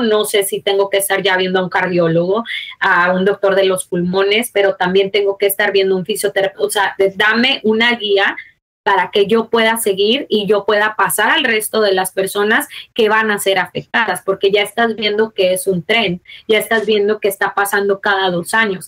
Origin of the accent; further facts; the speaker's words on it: Mexico; moved away; also born or lived in United States; yo soy mexicana. Nací en eh, Estado, pero me crié en México.